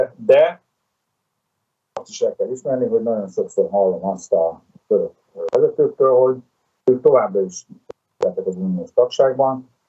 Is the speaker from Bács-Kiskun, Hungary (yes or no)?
no; Szeged, Csongrád-Csanád, Hungary; mi mindketten ugye szegediek vagyunk